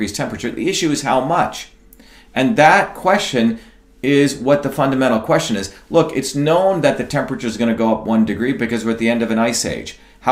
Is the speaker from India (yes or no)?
yes; India; moved away; I grew up in India in a small village